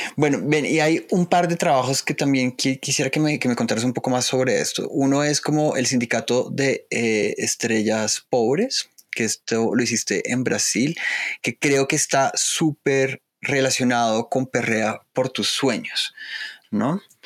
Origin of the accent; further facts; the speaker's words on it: Colombia; como los colombianos